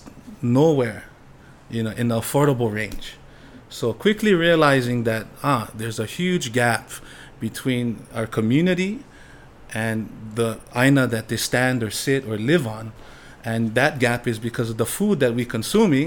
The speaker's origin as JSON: {"language": "English", "town": "Waimanalo", "region": "Hawaii", "country": "United States", "tie": "born or raised there", "also_born_or_lived": "Maui", "said": "Growing up in Waimanalo, I was raised as a fisherman"}